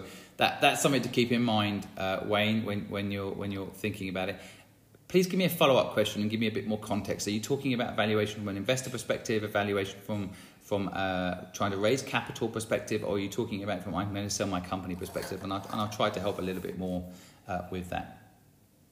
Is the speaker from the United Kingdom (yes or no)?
yes; St Neots, East of England, United Kingdom; my hometown of St. Neots